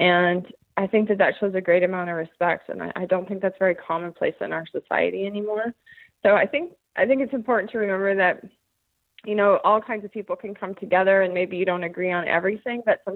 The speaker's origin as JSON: {"language": "English", "town": "Bozeman", "region": "Montana", "country": "United States", "also_born_or_lived": "Granite Falls, Washington", "moved": "as an adult", "said": "I am from Bozeman, Montana, formerly a resident of Granite Falls, Washington."}